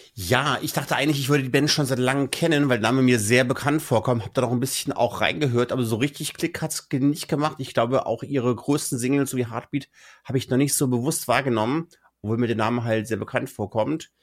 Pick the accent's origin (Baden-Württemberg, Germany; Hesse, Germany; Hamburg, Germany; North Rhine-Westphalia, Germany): Hesse, Germany; Kassel; also born or lived in Munich; in meine Heimatregion Kassel